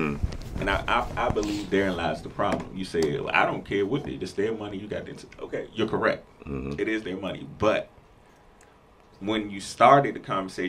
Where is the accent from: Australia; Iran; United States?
United States; Washington, District of Columbia; We grew up in Northwest